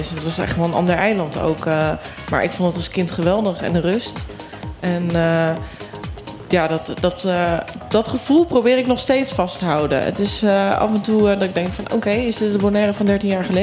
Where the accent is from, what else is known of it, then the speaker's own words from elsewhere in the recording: Volendam, North Holland, Netherlands; En ik kom ook deels uit Volendam. En daar heeft ook iedereen een bijnaam.